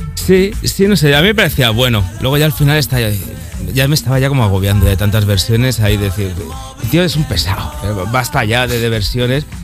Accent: Barcelona, Catalonia, Spain; moved away as an adult; also born or lived in Mallorca; yo soy de Barcelona y me estaba pues mudando de Barcelona a Mallorca.

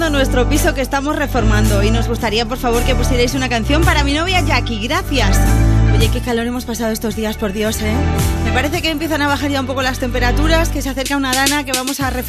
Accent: Mengíbar, Andalusia, Spain; Estamos pasando unos días en mi pueblo Mengibar, Jaén

